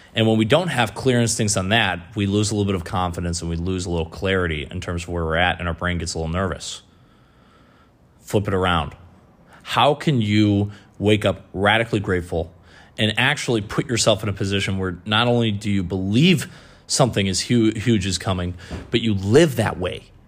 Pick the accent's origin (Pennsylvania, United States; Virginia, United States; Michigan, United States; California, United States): Michigan, United States; moved away as an adult; also born or lived in New England; painting businesses in my hometown in Michigan. Moved out to New England.